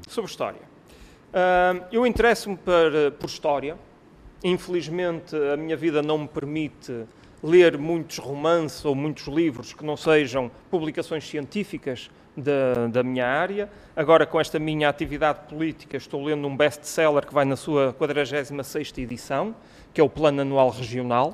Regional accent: Porto, Norte, Portugal; eu sou do Porto

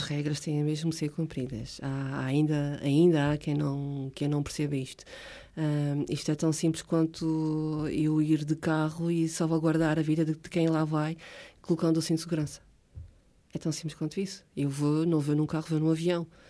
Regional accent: Ponta Delgada, Azores, Portugal; first language Portuguese; also born or lived in Água de Pau; Saí de Água de Pau para aí com 3 anitos. E desde então vivo uh, na mesma casa, em São Vicente Ferreira.

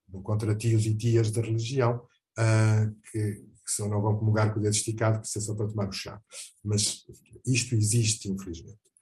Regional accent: Portugal; also born or lived in Mozambique; Tenho Portugal, onde eu nasci, e com muito orgulho. Tenho Moçambique, onde eu devia ter crescido

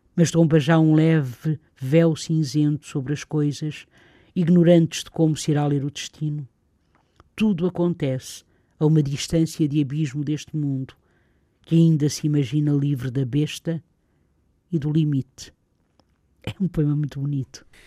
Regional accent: the North, Norte, Portugal; eu sou daqui do Norte

